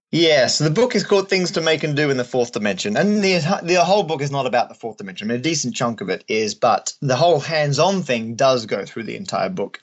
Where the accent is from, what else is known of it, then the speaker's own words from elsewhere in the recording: Australia; moved away; also born or lived in England; I'm Australian originally, and still am.